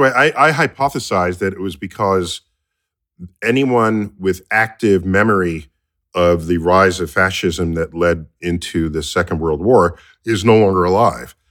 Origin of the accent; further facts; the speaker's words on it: United States; I grew up here in the United States